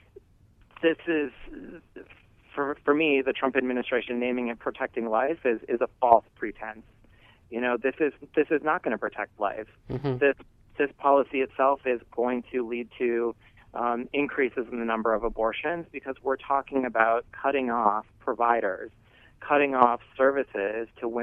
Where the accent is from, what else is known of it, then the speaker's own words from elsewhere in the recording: rural Minnesota, United States; I grew up in rural Minnesota